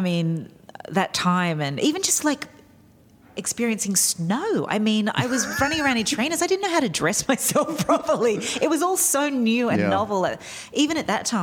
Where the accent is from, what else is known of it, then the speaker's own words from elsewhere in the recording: outside of Sydney, New South Wales, Australia; moved away as an adult; also born or lived in New York; I grew up outside of Sydney